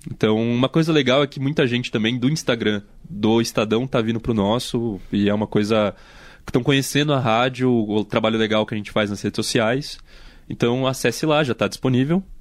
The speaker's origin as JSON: {"language": "Portuguese", "region": "São Paulo", "country": "Brazil", "tie": "born or raised there", "said": "Eu não sou um jovem interiorano, porque eu nasci em São Paulo"}